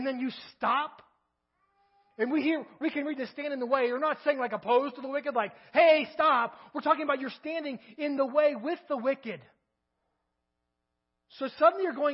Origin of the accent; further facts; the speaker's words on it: Kentucky, United States; moved away as an adult; now in Crawford, United States; I'm from Kentucky